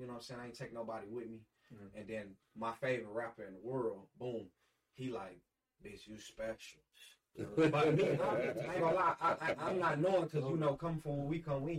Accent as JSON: {"language": "English", "town": "Gary", "region": "Indiana", "country": "United States", "tie": "born or raised there", "also_born_or_lived": "Alabama / Holland, Michigan", "moved": "yes", "said": "I grew up in Gary. I was born in Alabama."}